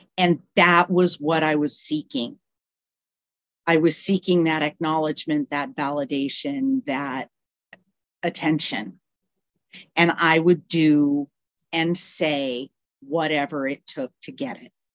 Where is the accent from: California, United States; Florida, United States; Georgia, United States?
California, United States; moved away as an adult; also born or lived in Canada / Wisconsin; now in Tennessee, United States; I was born in Canada, raised in Wisconsin for the first 10 years of my life. And then I spent the next, um, up until four years ago in California